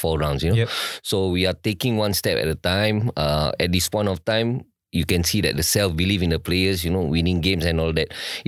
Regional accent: Singapore; So when we grew up, I grew up in Circuit Road, which is in MacPherson.

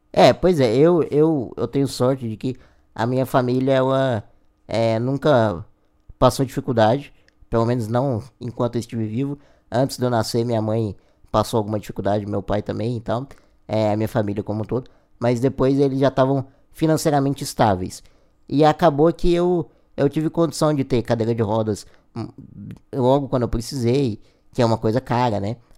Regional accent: Goiânia, Goiás, Brazil; eu sou de Goiás, de Goiânia, Goiás

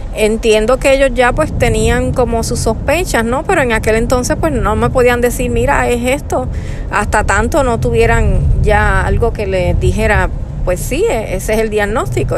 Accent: Puerto Rico; moved away as an adult; now in United States; Nosotros somos de Puerto Rico. Y actualmente pues estamos residiendo en Estados Unidos

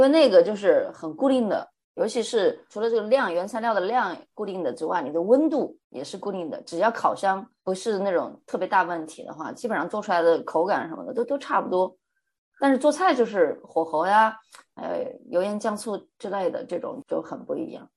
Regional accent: Hunan, China; moved away as an adult; now in New Zealand; 我是湖南人嘛，那吃的都是辣的，一定要有辣椒或者辣椒油，我才吃得下去

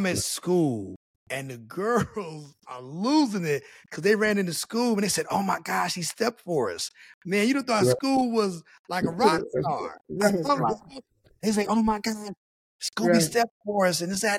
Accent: West Virginia, United States; but there were all kinds of things that even growing up in West Virginia that I was around.

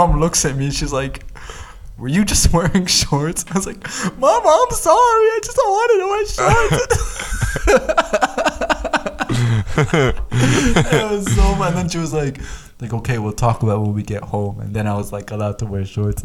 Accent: East Coast, United States; me growing up in America, you know, on the East Coast

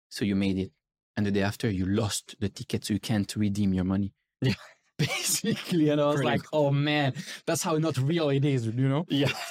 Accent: Switzerland; I remember being skiing in Switzerland with my parents because I'm from Switzerland.

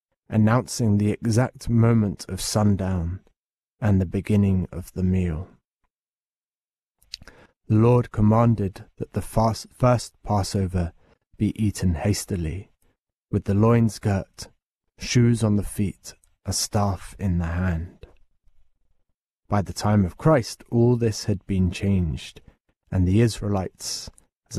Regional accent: England, United Kingdom

